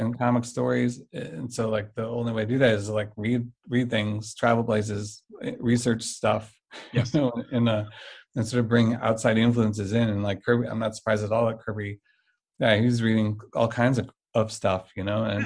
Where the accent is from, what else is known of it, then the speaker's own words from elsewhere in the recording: St. Louis, Missouri, United States; I mostly grew up in in uh, uh, St. Louis. I mm-hmm. think I graduated high school here, and we've been here for 20 whatever since 1990.